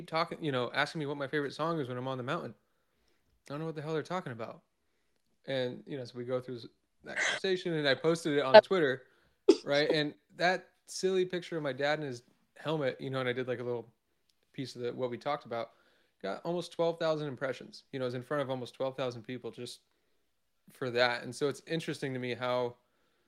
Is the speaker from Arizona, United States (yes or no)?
yes; Arizona, United States; also born or lived in Vancouver, Washington; now in Oregon, United States; I'm originally from Arizona